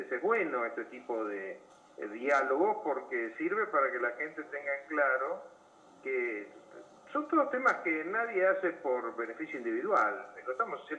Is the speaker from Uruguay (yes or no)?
no; Buenos Aires, Argentina; nosotros somos, como ciudadanos de la Ciudad de Buenos Aires